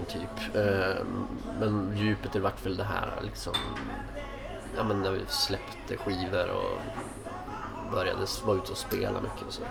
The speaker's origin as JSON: {"language": "Swedish", "town": "Skellefteå", "region": "Västerbotten County", "country": "Sweden", "also_born_or_lived": "Stockholm", "moved": "as an adult", "lives_now": "Skellefteå, Sweden", "said": "jag är från Skellefteå och spelade mycket musik när jag var yngre"}